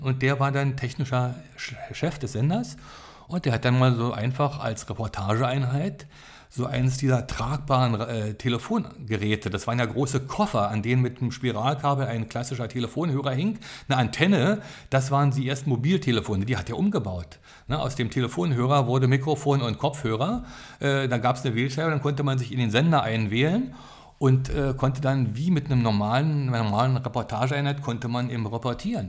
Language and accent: German; Berlin, Germany; moved away as an adult; also born or lived in Munich / Hamburg; ich bin Berliner, aber es ist mir nie vergönnt gewesen, hier in der Stadt mal Radio zu machen.